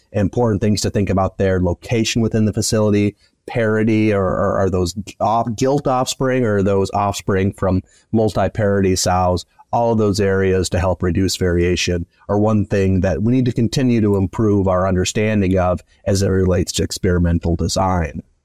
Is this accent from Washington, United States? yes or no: no; West Michigan, United States; moved away as an adult; now in Kansas, United States; I grew up in West Michigan on a small family farm and then came out to Kansas State